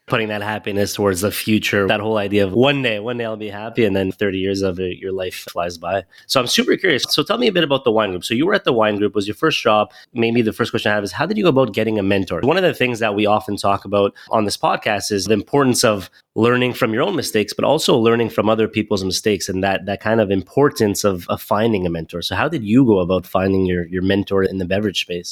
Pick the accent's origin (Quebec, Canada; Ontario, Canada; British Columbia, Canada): Quebec, Canada; Montreal; moved away; also born or lived in Toronto; originally I'm from Montreal.